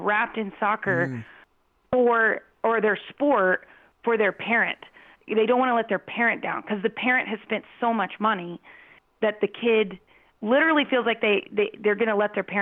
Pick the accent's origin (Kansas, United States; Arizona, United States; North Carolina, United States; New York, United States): Arizona, United States; Phoenix; I grew up in Phoenix